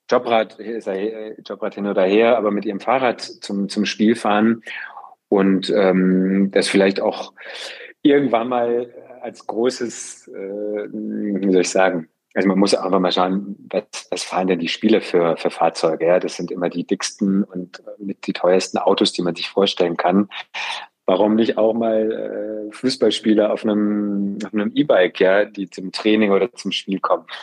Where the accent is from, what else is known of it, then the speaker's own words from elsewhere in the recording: Freiburg, Baden-Württemberg, Germany; ich bin im Gruppen Freiburg groß geworden